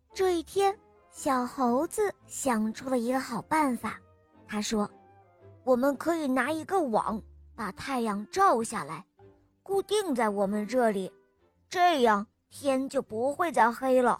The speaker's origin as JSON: {"language": "Chinese", "region": "Zhejiang", "country": "China", "said": "我今年四岁了，我来自浙江"}